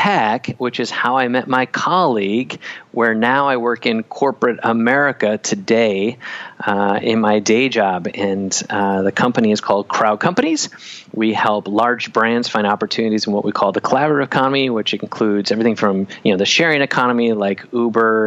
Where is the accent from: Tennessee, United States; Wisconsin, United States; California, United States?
Wisconsin, United States; I grew up in Wisconsin.